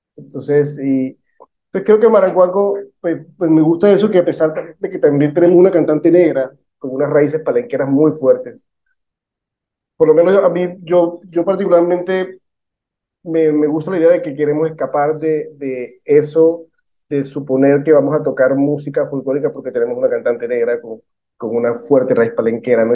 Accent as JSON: {"language": "Spanish", "town": "Barranquilla", "region": "Atlántico", "country": "Colombia", "said": "todos somos barranquilleros"}